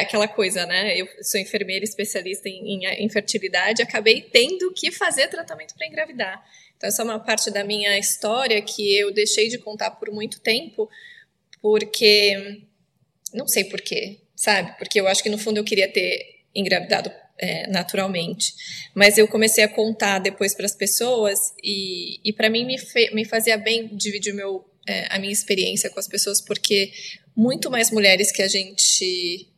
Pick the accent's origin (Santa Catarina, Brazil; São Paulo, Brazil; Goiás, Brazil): São Paulo, Brazil; Itapeva; moved away as an adult; now in San Francisco, United States; Eu cresci ajudando minha mãe a fazer chocolate lá na minha cidade, Tapeva